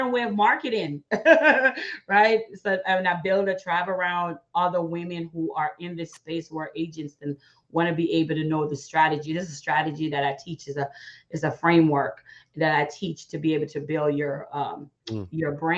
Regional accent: Jamaica; now in United States; I was born in Jamaica, come to America

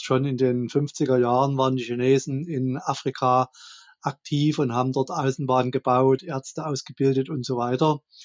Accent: Dresden, Saxony, Germany; ich komme aus Dresden. Hier ist auch mein Wahlkreis

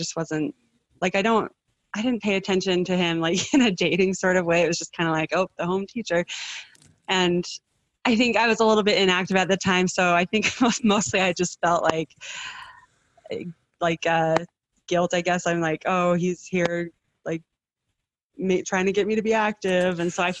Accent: Evanston, United States; And I'm from Evanston and I grew up in a family with 7 kids.

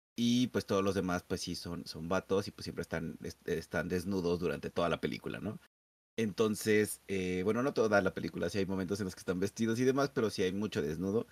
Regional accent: Mexico; nosotros como mexicanos

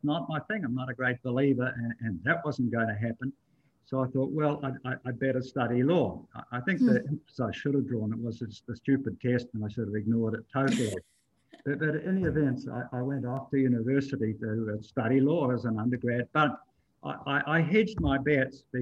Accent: New Zealand; moved away; I grew up in New Zealand.

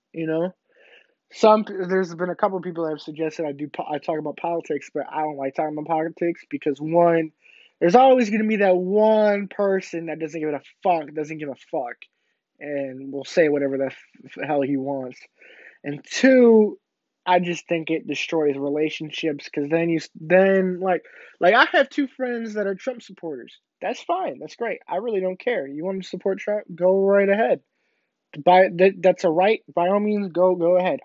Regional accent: Illinois, United States; moved away; my hometown in Illinois

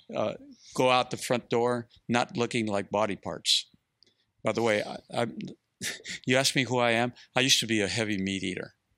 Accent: Mexico; now in Austin, United States; I come from Mexico, from a, a, a entrepreneur family

